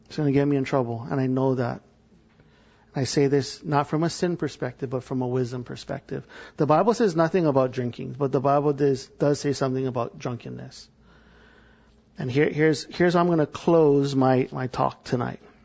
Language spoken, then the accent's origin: English; Hawaii, United States; I'm from Hawaii